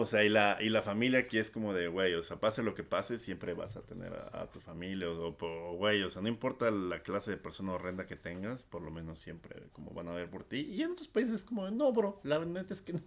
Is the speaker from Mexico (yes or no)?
yes; Mexico; al ser nosotros de esa nacionalidad